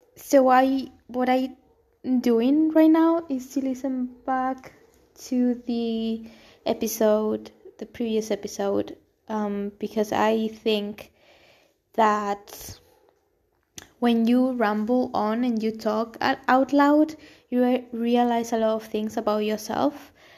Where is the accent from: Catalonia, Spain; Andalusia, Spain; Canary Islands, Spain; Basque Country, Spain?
Canary Islands, Spain; Gran Canaria; English is a second language; moved away as an adult; also born or lived in Almería, Spain / Madrid, Spain / London, United Kingdom; I was born in Spain specifically in the south, in Almería, and then I was raised actually in the Canary Islands, Gran Canaria